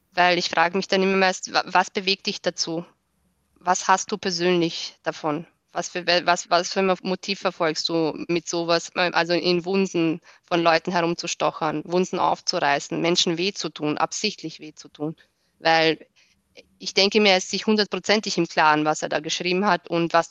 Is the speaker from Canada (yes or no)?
no; Austria; Genau, ich bin Österreicherin.